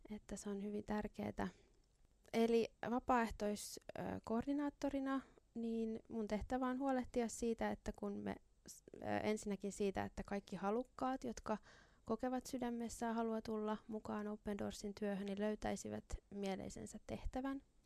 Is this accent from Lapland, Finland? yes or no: no; Helsinki, Uusimaa, Finland; minä olen tällainen helsinkiläinen